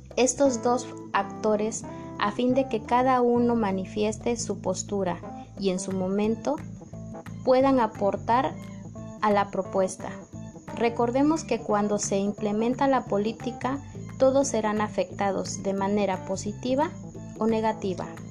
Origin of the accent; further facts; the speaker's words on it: Tuxtepec, Oaxaca, Mexico; nuestro hermoso Tuxtepec, Oaxaca